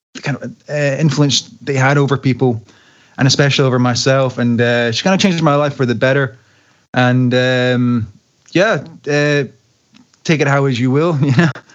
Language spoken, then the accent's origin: English; Glasgow, Scotland, United Kingdom; my hometown, Glasgow